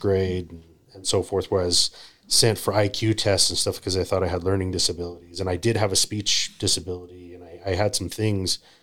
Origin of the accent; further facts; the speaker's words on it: Utah, United States; I grew up in Utah